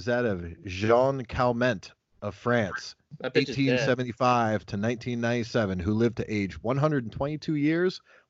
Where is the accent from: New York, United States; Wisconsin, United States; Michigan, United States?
Michigan, United States; Flint; In my hometown of Flint, Michigan.